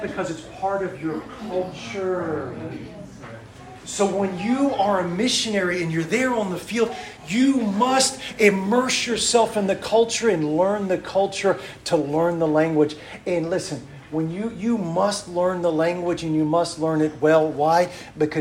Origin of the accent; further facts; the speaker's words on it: Washington, District of Columbia, United States; moved away; also born or lived in Arkansas; I'm from Washington, D.C.